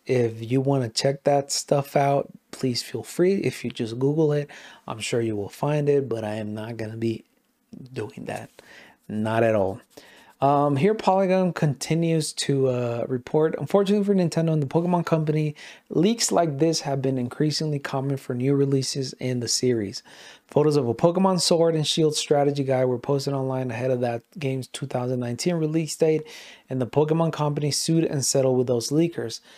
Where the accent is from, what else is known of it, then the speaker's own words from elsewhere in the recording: Mexico; first language Spanish; English is a second language; I am Mexican as hell